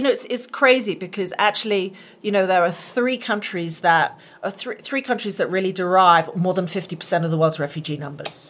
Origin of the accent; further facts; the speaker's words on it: United Kingdom; now in United States; being a Brit and an American, I became an American in 2015